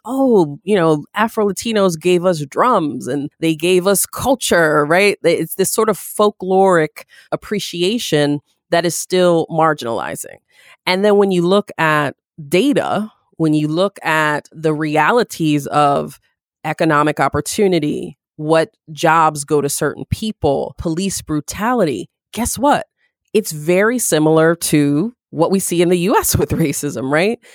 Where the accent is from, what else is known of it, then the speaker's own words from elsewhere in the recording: Syracuse, New York, United States; growing up in Syracuse